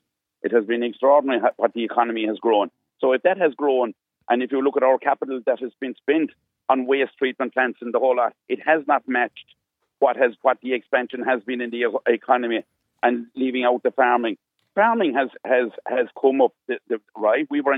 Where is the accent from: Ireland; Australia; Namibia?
Ireland; we as Irish farmers